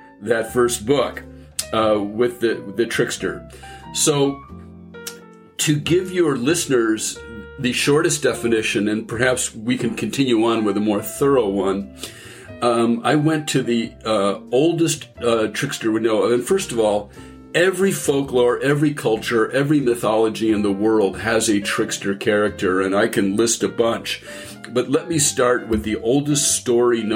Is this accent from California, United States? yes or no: yes; San Francisco Bay Area, California, United States; I grew up in the San Francisco Bay Area